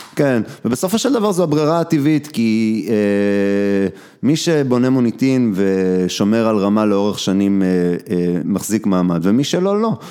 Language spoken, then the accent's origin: Hebrew; Kochav Yair, Central District, Israel; רוב הילדות שלי הייתה בכוכב יאיר